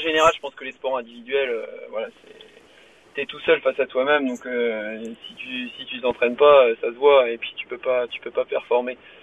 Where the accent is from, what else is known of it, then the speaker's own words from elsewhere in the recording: near Guémené-sur-Scorff, central Brittany, France; je suis breton, je viens du centre Bretagne, un petit patelin à côté de Guémené-sur-Scorf